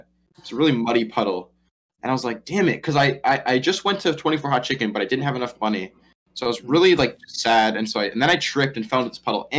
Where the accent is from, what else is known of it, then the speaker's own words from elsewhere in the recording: Midwest, United States; I'm from the Midwest.